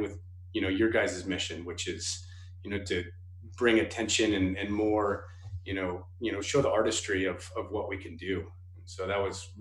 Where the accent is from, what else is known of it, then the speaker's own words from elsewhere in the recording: Colorado Springs, Colorado, United States; also born or lived in Sacramento, California; I was born in Sacramento, moved here to Colorado Springs when I was 8. And so I've been here ever since. So this is basically home